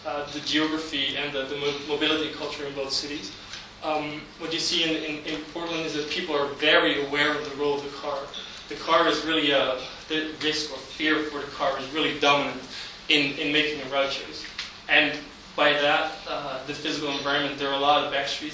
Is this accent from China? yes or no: no; Amsterdam, North Holland, Netherlands; my hometown, Amsterdam, located in the center of the Netherlands